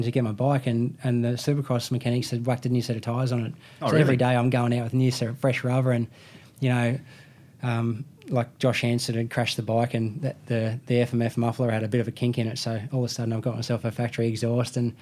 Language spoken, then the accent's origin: English; Australia; I'm Australian